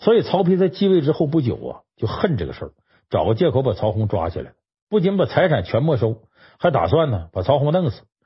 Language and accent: Chinese; Harbin, Heilongjiang, China; 我老家哈尔滨